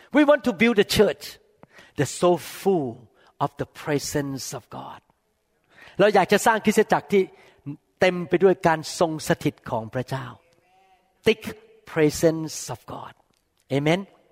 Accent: Thailand; English is a second language; moved away as an adult; now in United States; I come from Thailand I never graduate from here

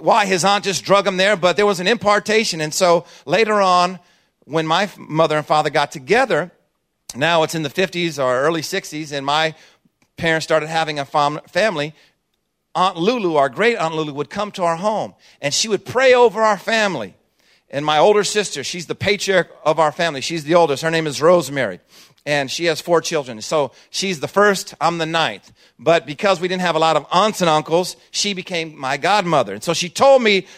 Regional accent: Oakland, California, United States; we're from Oakland

